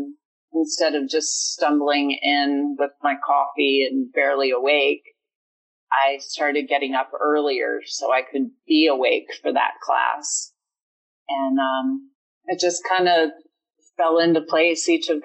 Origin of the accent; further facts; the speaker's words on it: Eastern Shore of Maryland, United States; I grew up on the Eastern Shore of Maryland, and it's a small town